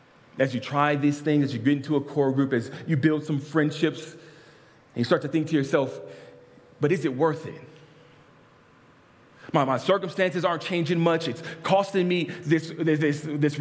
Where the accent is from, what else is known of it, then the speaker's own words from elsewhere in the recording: Lynwood, California, United States; I was born in St. Francis Hospital in Linwood, California.